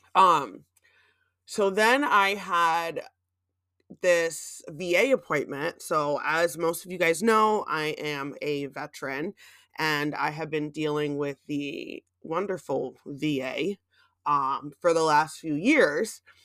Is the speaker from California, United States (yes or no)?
no; Gouldsboro, Pennsylvania, United States; moved away; my hometown in the Poconos of Goldsboro